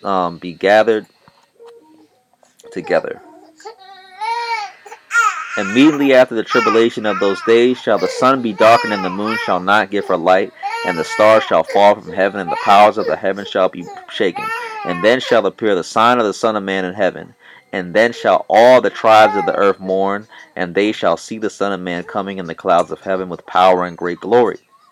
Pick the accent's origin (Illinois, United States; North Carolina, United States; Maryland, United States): Maryland, United States; Baltimore; moved away as an adult; now in Mitchell, United States; So I'm from Baltimore, Maryland originally, but I am been in South Dakota for the past 3 years.